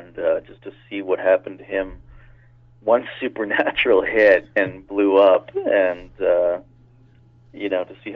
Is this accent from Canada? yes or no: yes; Toronto, Ontario, Canada; moved away as an adult; also born or lived in Los Angeles; now in Vancouver, Canada; Originally, I'm from Toronto